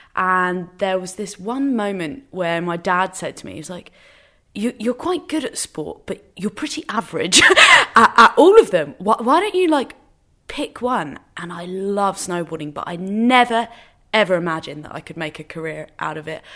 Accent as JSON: {"language": "English", "region": "England", "country": "United Kingdom", "also_born_or_lived": "Northern Ireland", "lives_now": "London, United Kingdom", "said": "So we're completely English, but everyone has resided in Northern"}